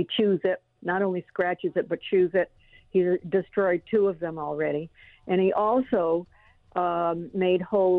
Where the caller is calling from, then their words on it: Los Angeles, California, United States; No, I'm calling from Los Angeles.